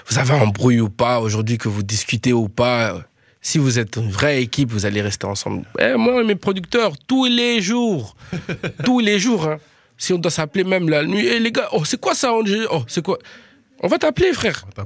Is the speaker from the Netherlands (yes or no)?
yes; Netherlands; French is a second language; now in France; Je viens de Hollande jusqu'ici, les gars, pour faire la musique.